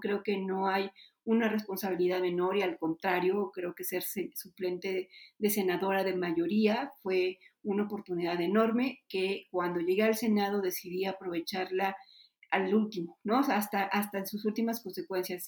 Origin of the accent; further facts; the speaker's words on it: Puebla, Mexico; En Puebla, de donde yo soy originaria